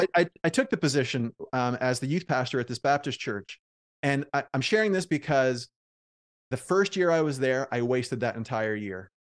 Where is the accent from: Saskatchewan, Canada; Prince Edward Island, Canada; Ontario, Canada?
Prince Edward Island, Canada; moved away; also born or lived in Oxford; I'm from Prince Edward Island, and I never thought I'd move back